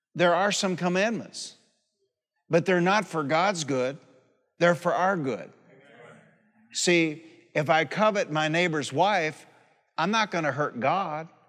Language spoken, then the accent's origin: English; Warren, Michigan, United States; also born or lived in Highland Park, Michigan; My mother, we moved from Highland Park, Michigan to Warren, Michigan